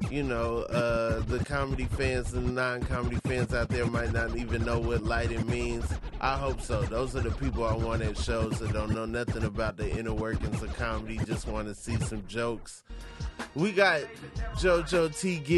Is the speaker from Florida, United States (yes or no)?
no; Atlanta, Georgia, United States; I'm from Atlanta.